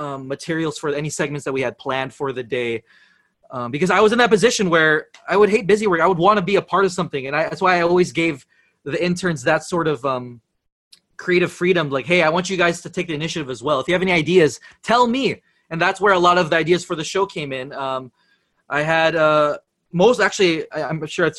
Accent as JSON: {"language": "English", "town": "San Francisco", "region": "California", "country": "United States", "tie": "born or raised there", "also_born_or_lived": "Los Angeles", "moved": "as an adult", "lives_now": "Philippines", "said": "born and raised in San Francisco, but I did move to LA for middle school and high school already"}